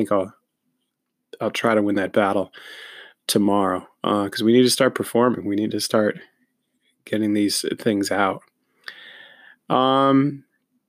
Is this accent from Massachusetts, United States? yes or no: no; Newtown, Connecticut, United States; my hometown of Newtown, Connecticut